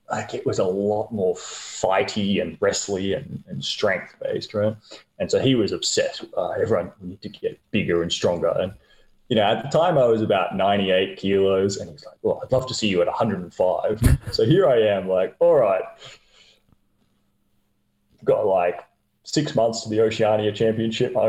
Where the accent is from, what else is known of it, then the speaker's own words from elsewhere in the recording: Queensland, Australia; As a, as a Queenslander, uh, I get out a lot of hiking, that sort of thing.